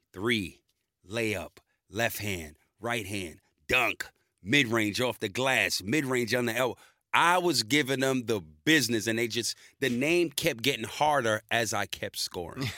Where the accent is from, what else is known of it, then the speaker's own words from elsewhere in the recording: New York City, New York, United States; moved away as an adult; now in Australia; I'm born in New York in the Bronx